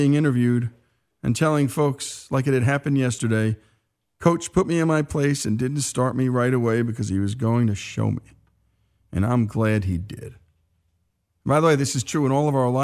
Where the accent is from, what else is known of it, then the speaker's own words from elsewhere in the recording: New Jersey, United States; I was from New Jersey, and I was a kid, I was a teenager.